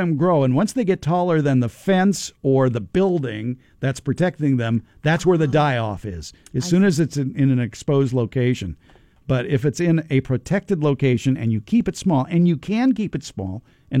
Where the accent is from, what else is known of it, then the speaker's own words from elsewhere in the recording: Los Angeles, California, United States; when I was growing up in North Hollywood.